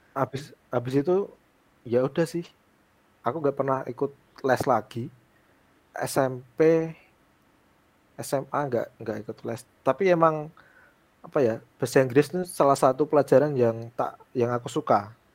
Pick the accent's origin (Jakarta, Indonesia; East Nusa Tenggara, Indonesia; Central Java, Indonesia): Central Java, Indonesia; Pati; di desaku, aku a, aslinya Pati di Jawa Tengah